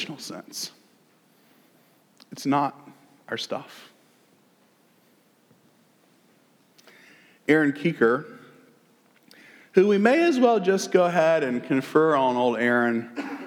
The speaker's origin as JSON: {"language": "English", "region": "the South", "country": "United States", "accent": "southern", "said": "my southern accent"}